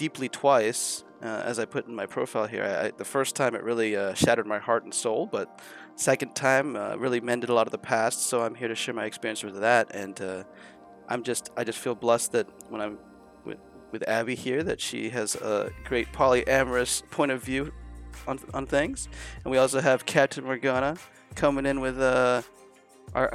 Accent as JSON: {"language": "English", "town": "Seattle", "region": "Washington", "country": "United States", "tie": "born or raised there", "moved": "as an adult", "lives_now": "Japan", "said": "I was born and raised in Seattle."}